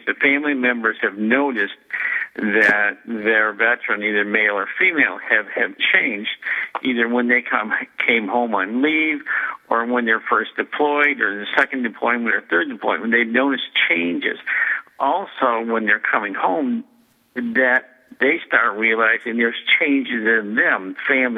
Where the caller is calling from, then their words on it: Detroit, Michigan, United States; I'm calling in from Detroit, Michigan, where I've got a practice I've had for 30-plus years